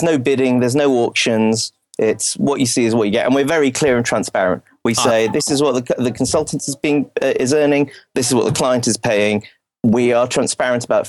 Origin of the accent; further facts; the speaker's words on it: United Kingdom; I'm British